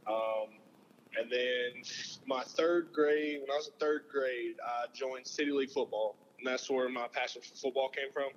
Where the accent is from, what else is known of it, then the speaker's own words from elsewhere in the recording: Selma, Alabama, United States; I grew up in Selma